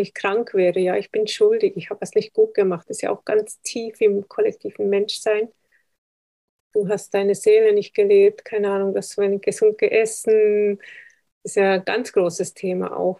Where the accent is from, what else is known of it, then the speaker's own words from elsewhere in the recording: Switzerland; ich bin Schweizer